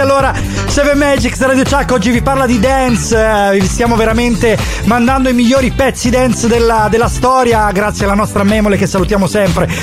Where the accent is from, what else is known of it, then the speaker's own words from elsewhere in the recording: Catanzaro, Calabria, Italy; io sono di Catanzaro